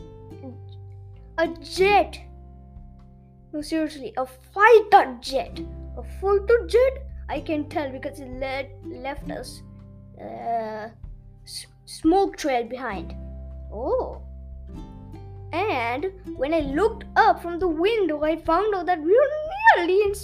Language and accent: English; Kerala, India; moved away; Kerala is my hometown